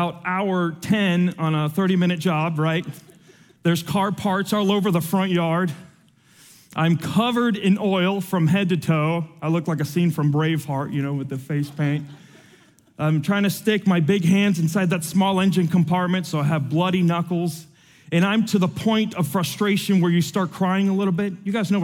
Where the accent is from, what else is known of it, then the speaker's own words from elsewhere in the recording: Atlanta, Georgia, United States; also born or lived in Havana, Cuba; I was born in Havana, Cuba, and I was raised here in Atlanta.